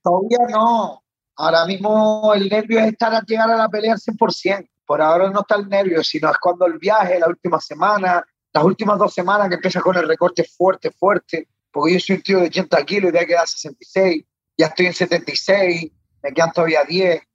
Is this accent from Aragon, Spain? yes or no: no; Canary Islands, Spain; soy canario